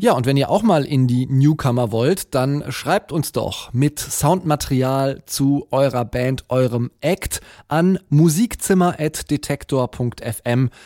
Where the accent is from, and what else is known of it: near Cologne, North Rhine-Westphalia, Germany; born or raised there